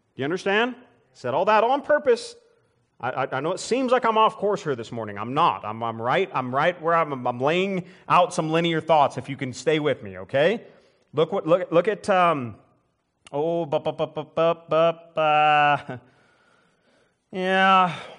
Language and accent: English; United States; I'm an American